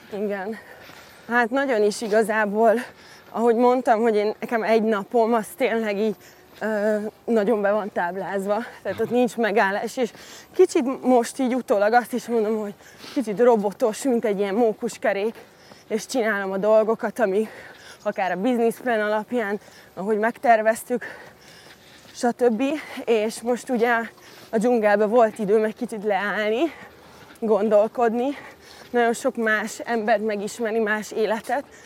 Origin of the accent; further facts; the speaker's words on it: Hungary; also born or lived in London; a városban nőttem fel a, úgymond a hiénák között a divat világában